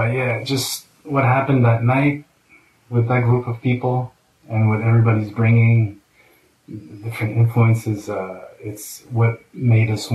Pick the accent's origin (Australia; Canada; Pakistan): Canada; Montreal, Quebec; I grew up in Montreal and in and out of Montreal and around Montreal